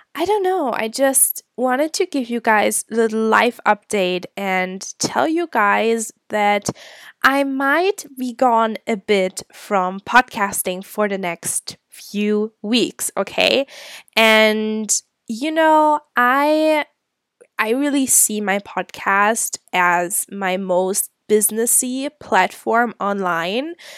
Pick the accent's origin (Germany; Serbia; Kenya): Germany; moved away as an adult; also born or lived in Scotland; I'm originally from Germany.